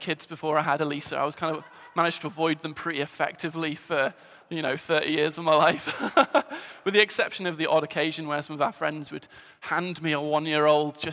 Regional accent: England, United Kingdom; moved away as an adult; now in Scotland, United Kingdom; You can probably tell from the accent, I'm an Englishman.

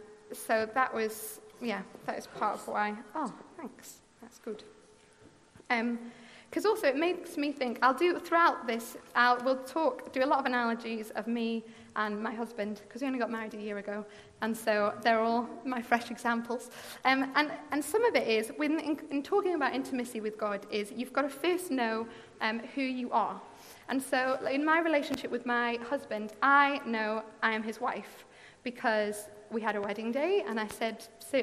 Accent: Glasgow, Scotland, United Kingdom; I'm originally from Glasgow. We moved here with my family, with my mum and dad, when I was 14.

